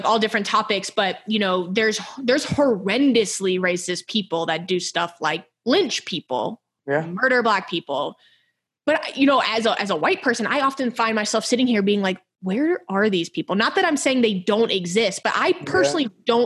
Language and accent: English; Houston, Texas, United States; also born or lived in Ohio; we're from Houston, but we're from very different parts of Houston.